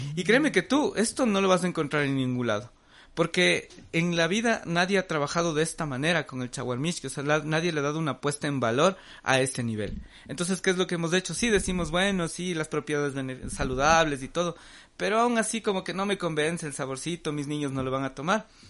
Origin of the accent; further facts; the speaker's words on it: Ecuador; el Ecuador, nosotros como ecuatorianos